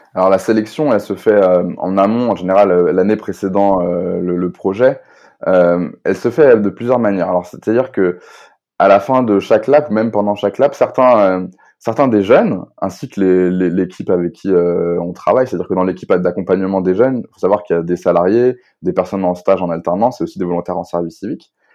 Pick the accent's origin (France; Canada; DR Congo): France; Rennes, Brittany